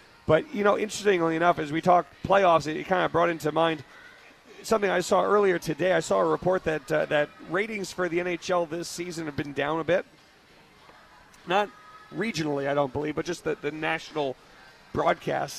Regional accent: New York, United States; now in Las Vegas, United States; growing up in New York

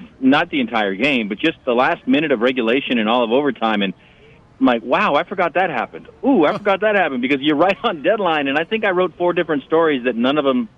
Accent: Barstow, California, United States; as a kid growing up in Barstow

